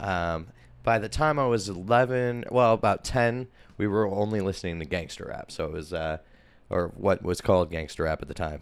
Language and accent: English; Portland, Oregon, United States; I was born in the East Side in a hospital that's no longer here